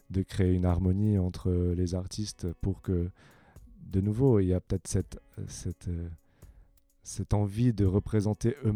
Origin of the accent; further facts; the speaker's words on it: Australia; also born or lived in Sion, Switzerland; je suis né euh, en Suisse, à, à, Sion. Et du coup, quand j'ai eu 8 ans, on a déménagé en Australie avec ma famille.